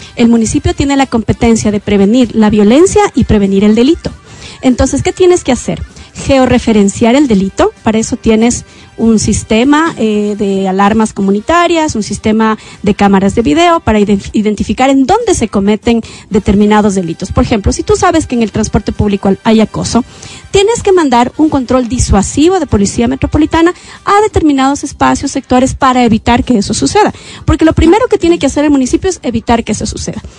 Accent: Quito, Pichincha, Ecuador; Yo también soy cholita, yo vengo del sur de Quito

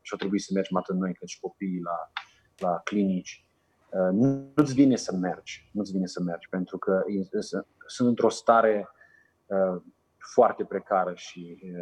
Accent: Romania; moved away as an adult; also born or lived in Macedonia; now in Niger; Noi ca și români putem să învățăm o limbă foarte ușor

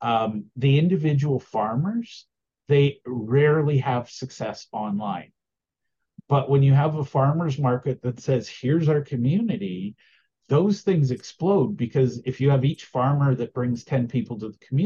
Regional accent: Alberta, Canada; I'm from Alberta.

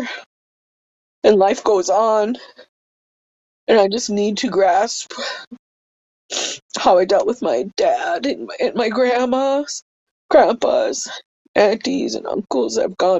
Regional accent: Bagley, Minnesota, United States; also born or lived in White Earth; east of Bagley, Minnesota. This is my hometown. Graduated from here in 1989, and my family home is just 3 miles from our encampment site

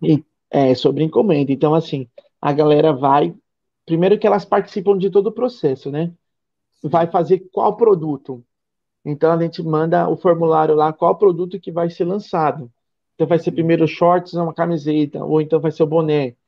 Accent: São Paulo, Brazil; moved away as an adult; now in Ilhéus, Brazil; eu sou de São Paulo, fui para São Paulo

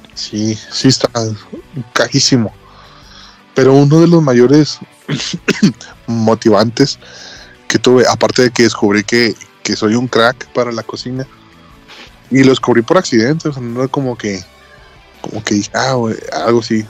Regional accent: Ciudad Juárez, Chihuahua, Mexico; moved away; Yo soy norteño. Del, de exactamente la punta. No hay una ciudad más arriba de Juárez.

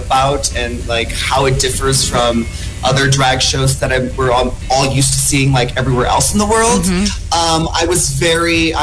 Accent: United States; I'm from the States

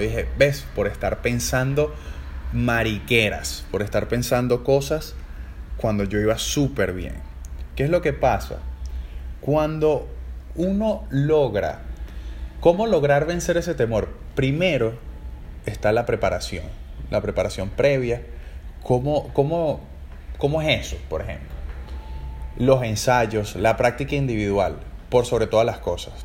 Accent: Caracas, Capital District, Venezuela; moved away as an adult; also born or lived in Asunción, Paraguay; soy trompetista venezolano, soy de Caracas

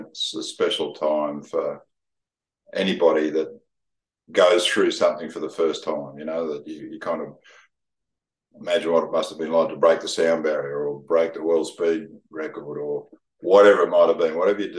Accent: Gold Coast, Queensland, Australia; growing up on the Gold Coast when it was a sleepy little town

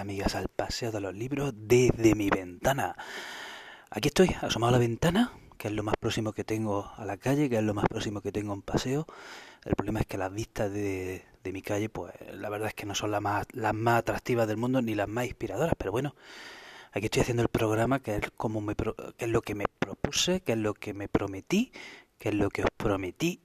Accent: Spain

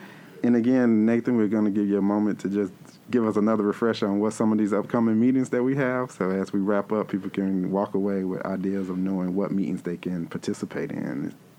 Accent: Asheville, North Carolina, United States; as a native born and raised in Asheville, as often as an adult, I found myself living out in the county as well.

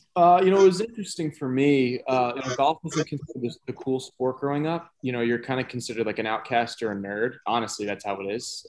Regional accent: New York, United States; moved away; also born or lived in Florida / South Carolina; I'm from New York. I went to high school in Florida.

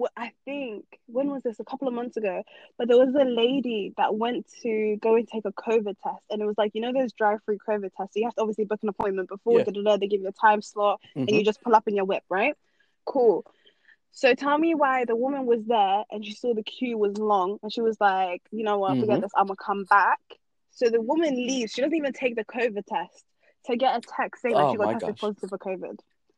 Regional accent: Norway; born there; I'm a Norwegian citizen. I was born in Norway.

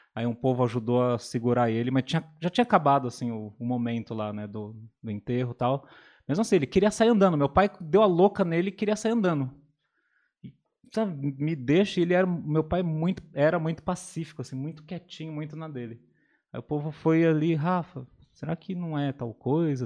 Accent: São Paulo, Brazil; now in Atibaia, Brazil; venho de São Paulo, capital

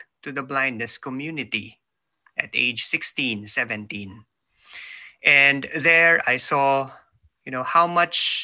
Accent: Manila, Metro Manila, Philippines; moved away as an adult; now in New Zealand; I was born in the Philippines. I was born in Manila. I'm in New Zealand now, living, working here with my family, but I was born in Manila, so up to a few years ago, I just moved here

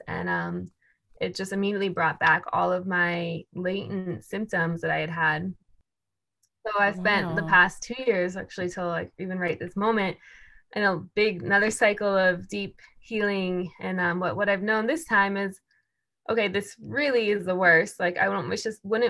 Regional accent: suburbs near Washington, D.C., East Coast, United States; I grew up on the East Coast, actually, near Washington, D.C. in the suburbs.

